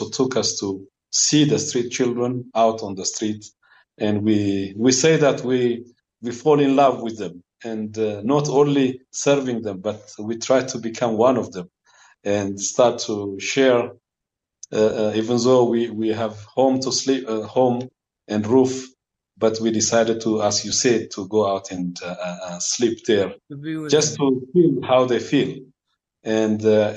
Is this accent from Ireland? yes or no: no; Addis Ababa, Ethiopia; I was born in Addis Ababa, in the capital city of Ethiopia, with a bunch of children at home